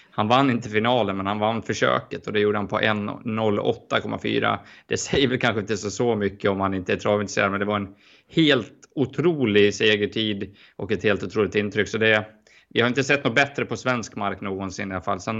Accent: Sweden; som svensk är det ju det.

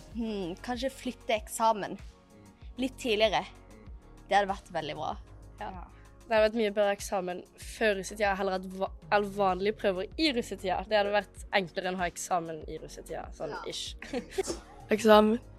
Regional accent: Risør, Agder, Norway; moved away; når jeg er hjemme i Risør

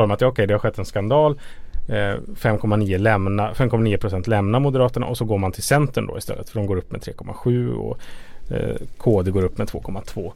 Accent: Ludvika, Dalarna County, Sweden; I min hemkommun Ludvika

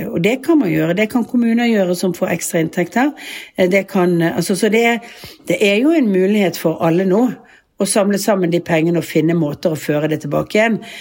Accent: Bergen, Vestland, Norway; moved away as an adult; now in Oslo, Norway; vi har jo hus og bolig som vi, som vi bor i når vi er hjemme i Bergen

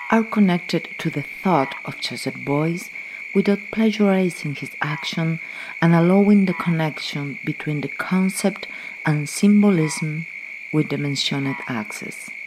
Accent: near Montevideo, San José, Uruguay; now in Montevideo, Uruguay; I live in Montevideo, Uruguay, but I was born in San Jose, near Montevideo, in a small town next to a large forest on the coast of the Rio de la Plata.

